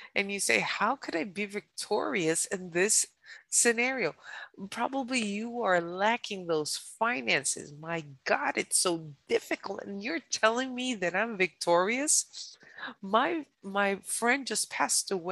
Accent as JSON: {"language": "English", "region": "New York", "country": "United States", "said": "I'm a New Yorker. My parents are from Colombia."}